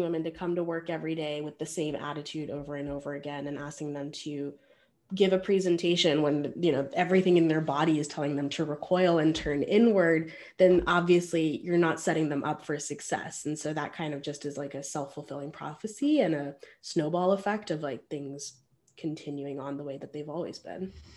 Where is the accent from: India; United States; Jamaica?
India; being an Indian woman